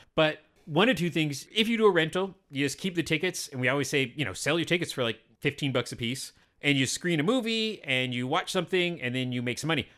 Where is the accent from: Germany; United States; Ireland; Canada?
Canada; I'm a Canadian, white, middle-aged, brown-haired, heterosexual